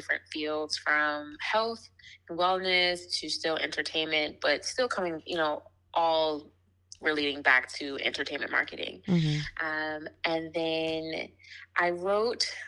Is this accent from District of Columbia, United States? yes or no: yes; Washington, District of Columbia, United States; moved away as an adult; also born or lived in New York City; now in New York, United States; I'm originally from Washington, D.C., but currently live in New York with my family, my daughter, and my husband.